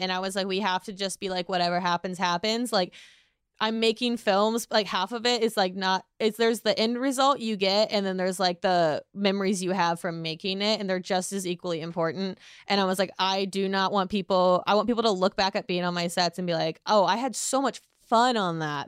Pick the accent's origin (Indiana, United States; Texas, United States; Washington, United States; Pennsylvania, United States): Indiana, United States; I'm from Indiana.